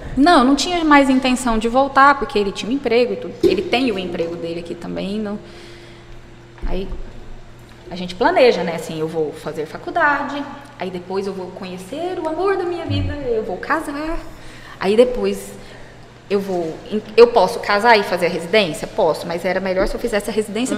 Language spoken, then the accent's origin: Portuguese; Jataí, Goiás, Brazil; also born or lived in Goiânia; eu sou de Goiás, sou do interior de Goiás, sou de Jataí. Fui para Goiânia para fazer o cursinho